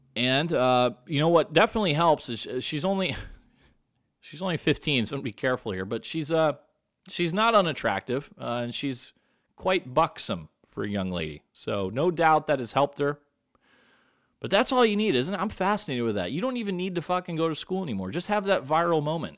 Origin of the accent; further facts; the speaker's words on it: San Diego, California, United States; My hometown right here, San Diego, California